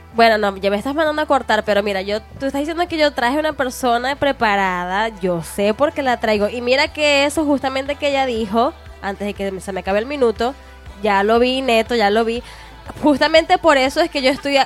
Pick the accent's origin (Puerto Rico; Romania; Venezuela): Venezuela; moved away as an adult; also born or lived in Costa Rica; now in Mexico; soy extranjera, soy venezolana y he encontrado muchas personas buenas acá en México